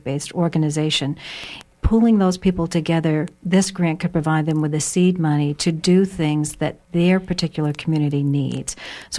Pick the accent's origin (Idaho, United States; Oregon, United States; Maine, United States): Maine, United States; growing up in Maine, people are very creative and innovative